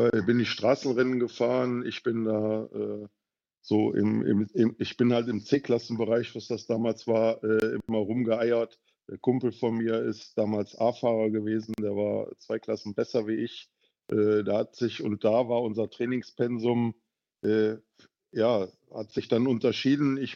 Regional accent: North Rhine-Westphalia, Germany; ich komme ja ursprünglich aus dem Rheinland, aus der Düsseldorfer Region.

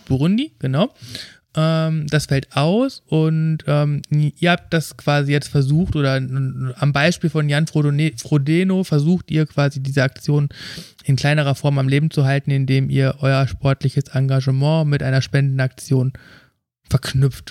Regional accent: Ruhr area, North Rhine-Westphalia, Germany; ich komme aus dem Ruhrgebiet

